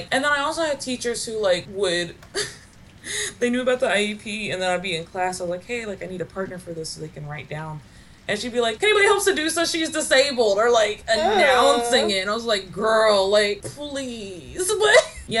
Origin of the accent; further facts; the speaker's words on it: Kentucky, United States; I grew up in Kentucky